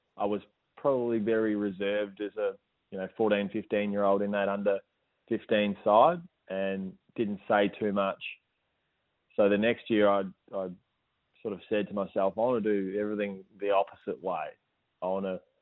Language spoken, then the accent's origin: English; Moggs Creek, Victoria, Australia; We sort of grew up very close. He was from Lawn and I was from Moggs, so separated by about 10 kilometres